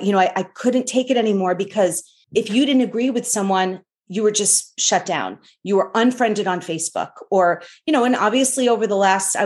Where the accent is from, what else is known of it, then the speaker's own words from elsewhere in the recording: Northeast, United States; You know, I grew up in the Northeast as Protestant, converted to Catholicism.